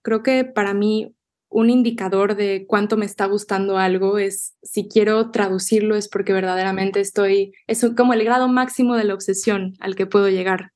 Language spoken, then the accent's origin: Spanish; Mexico City, Mexico; first language Spanish; moved away as an adult; now in Austin, United States; la Ciudad de México, para bien y para mal, me parece es un campo magnético para las artes y yo lo agradezco mucho porque ahí nací